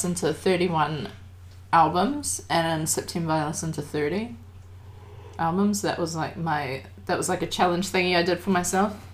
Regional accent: Papakura, Auckland, New Zealand; We're from... we grew up in Kura.

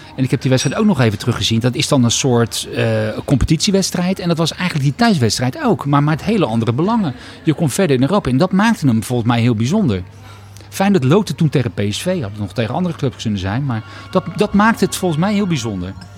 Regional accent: Rotterdam, South Holland, Netherlands; Rotterdammer in hart en nieren

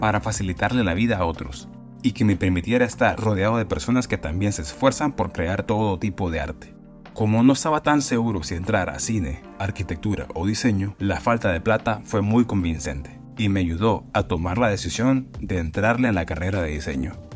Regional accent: San Pedro Sula, Cortés, Honduras; moved away; also born or lived in Tegucigalpa; Nací en San Pedro Sula

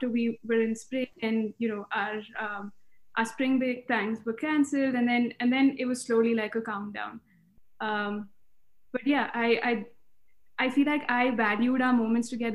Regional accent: Bangalore, Karnataka, India; moved away as an adult; also born or lived in Minnesota; now in Philadelphia, United States; I grew up in Bangalore

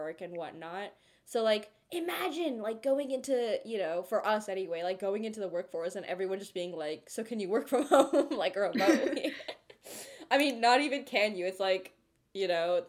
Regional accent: Cupertino, California, United States; first language Telugu; We're from Cupertino, right? We've been around Apple campuses. Yeah, we live there

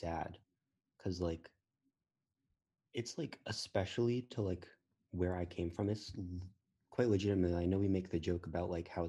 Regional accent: Newport, Rhode Island, United States; I came from Thompson Middle School. It's the public school in Newport. And fun fact, Newport's not as nice as lots of people think it is. We have like all the mansions and stuff

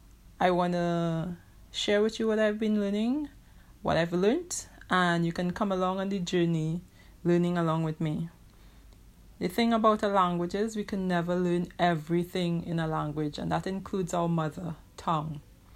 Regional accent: Trinidad & Tobago; I've been learning Chinese for over 15 years now. I am from Trinidad, as in Trinidad and Tobago, as in the Caribbean.

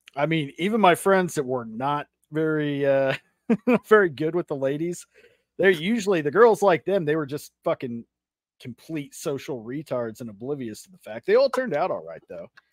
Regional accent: Las Vegas, Nevada, United States; also born or lived in Arkansas / Oklahoma; not born, but raised. I lived most of my life here in Vegas

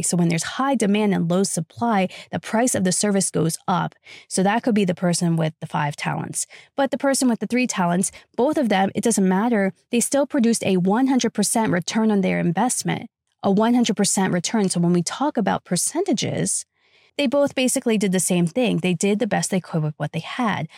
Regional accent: United States; I was raised in the United States of America

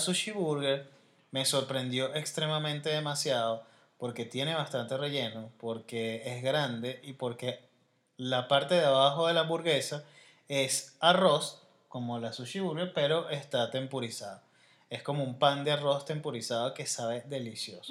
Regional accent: Venezuela; Yo soy venezolano

